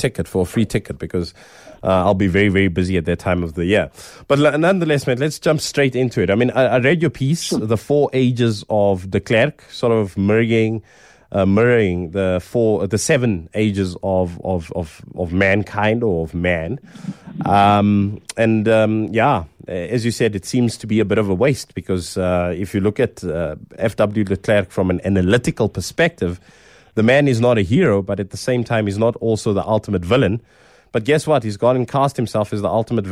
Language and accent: English; Vereeniging, Gauteng, South Africa; Which is my hometown